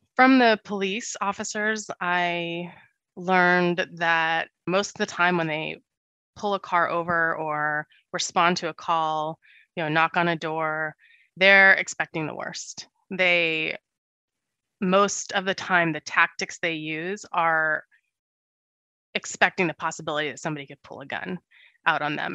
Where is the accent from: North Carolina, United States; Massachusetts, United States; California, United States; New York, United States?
California, United States; Santa Monica; I grew up pretty poor in Santa Monica with my parents and my little brother